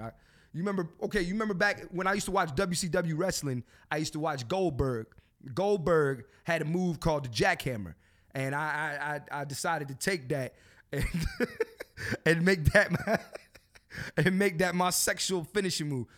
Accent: Philadelphia, Pennsylvania, United States; I'm from Philly.

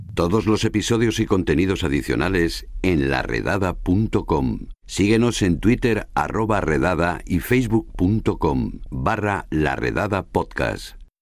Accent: Ayna, Castilla-La Mancha, Spain; tenía 12 años cuando se rodó en mi pueblo

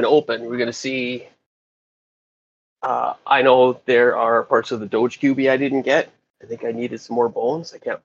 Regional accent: Regina, Saskatchewan, Canada; I'm from Regina, Saskatchewan

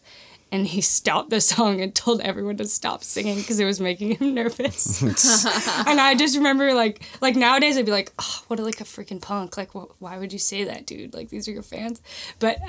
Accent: Northern California, United States; now in Los Angeles, United States; I grew up in Northern California

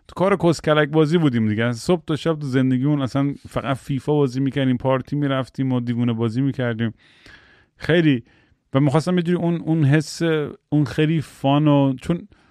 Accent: United States; من تو آمریکا بزرگ شدم

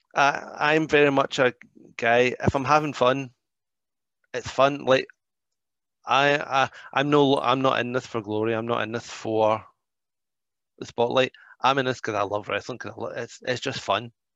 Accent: United Kingdom; I'm British

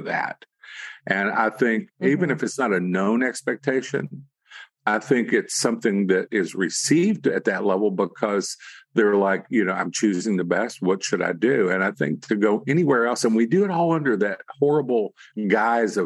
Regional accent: the South, United States; I'm from the South

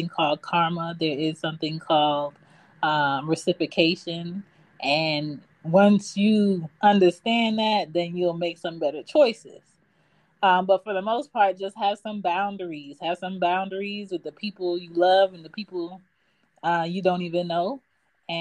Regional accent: Philadelphia, Pennsylvania, United States; now in Atlanta, United States; I'm from Philly, but I'm in Atlanta.

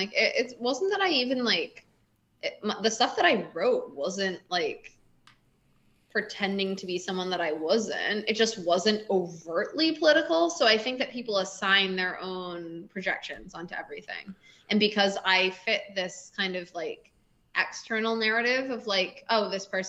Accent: Boston, Massachusetts, United States; Yeah, I'm from Boston.

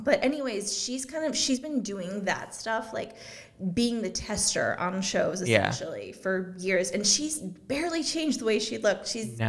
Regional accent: Cleveland, Ohio, United States; moved away as an adult; also born or lived in Los Angeles, California; she's from my hometown of suburbs of Cleveland, Ohio.

